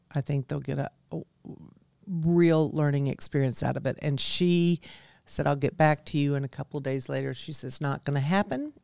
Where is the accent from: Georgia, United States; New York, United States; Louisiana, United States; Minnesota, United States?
Georgia, United States; DeKalb County; also born or lived in Virgin Islands / Hilton Head, South Carolina; I'm from DeKalb County